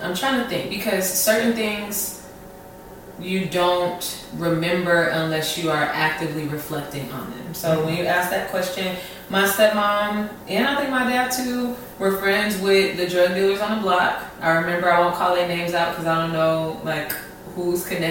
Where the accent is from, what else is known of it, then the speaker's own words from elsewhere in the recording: Detroit, Michigan, United States; moved away as an adult; also born or lived in Hampton, Virginia / Newport News, Virginia; now in Chicago, United States; I was born and raised on the east side